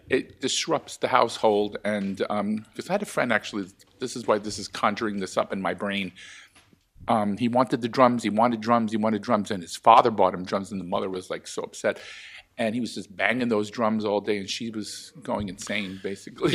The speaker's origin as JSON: {"language": "English", "region": "New York", "country": "United States", "tie": "born or raised there", "said": "gay man growing up in New York"}